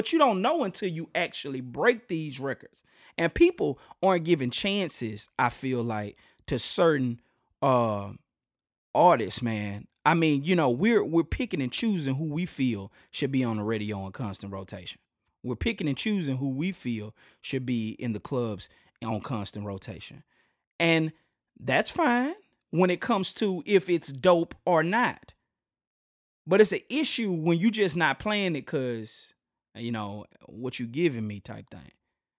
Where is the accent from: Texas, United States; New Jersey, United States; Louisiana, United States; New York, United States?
Louisiana, United States; Shreveport; Ever. Yo, man, I'm from Shreveport. You know, that's where I'm from. Or if anything, you can go ahead and, you know, slang it up and say I'm from Port City.